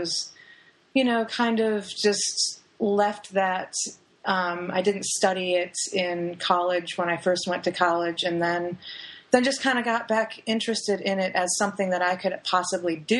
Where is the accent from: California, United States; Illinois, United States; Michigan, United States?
Michigan, United States; Lower Peninsula of; also born or lived in Sault Ste. Marie, Michigan; now in Florida, United States; I'm from the Upper Peninsula of Michigan, actually, which is, I'm from Sault Ste. Marie. So I was born there, lived there for a short time, and then my family moved to the Lower Peninsula.